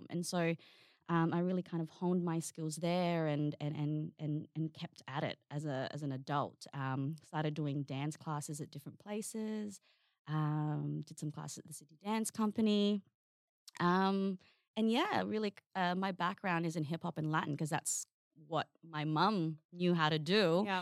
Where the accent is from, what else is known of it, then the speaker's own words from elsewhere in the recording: Darwin, Northern Territory, Australia; also born or lived in Sydney; So, because um, I, you know, I'm from Darwin. That's that's kind of where we we landed here in Australia.